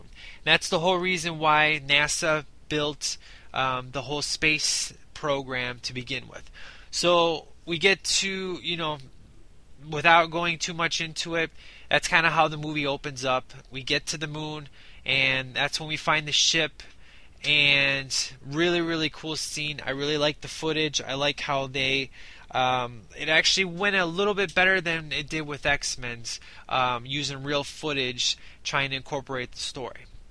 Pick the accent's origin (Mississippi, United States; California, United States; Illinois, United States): Illinois, United States; Chicago; I'm from Chicago